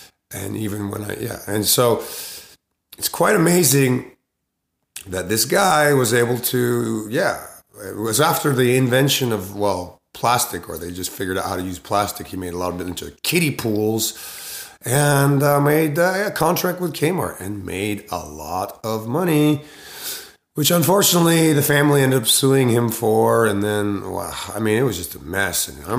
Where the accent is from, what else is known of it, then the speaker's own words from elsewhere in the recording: Sumida, Tokyo, Japan; it was such a beautiful experience growing up in Sumidaku in Honjo Azumabashi, which is right across the river in Japan, in Tokyo, in what they call Shitamachi, which is the older town.